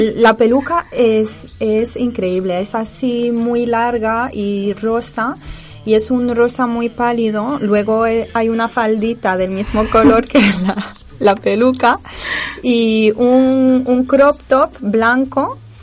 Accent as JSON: {"language": "Spanish", "town": "Casablanca", "region": "Casablanca-Settat", "country": "Morocco", "said": "de donde yo vengo, Casablanca"}